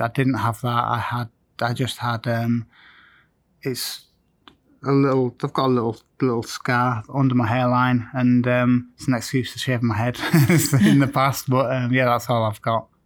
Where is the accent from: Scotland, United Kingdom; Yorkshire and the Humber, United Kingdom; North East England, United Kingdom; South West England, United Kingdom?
Yorkshire and the Humber, United Kingdom; Scarborough; also born or lived in Manchester; my hometown of Scarborough